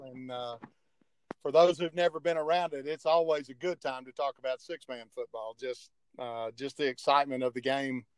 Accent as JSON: {"language": "English", "town": "Euless", "region": "Texas", "country": "United States", "tie": "born or raised there", "said": "growing up in Euless, where I grew up"}